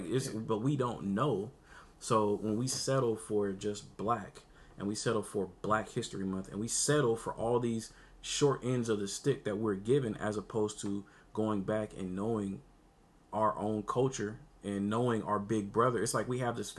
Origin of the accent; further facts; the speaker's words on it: Puerto Rico; I'm from, you know, Afro-Latina. I'm from, you know, I speak whatever. I speak Spanish. I'm from Puerto Rico.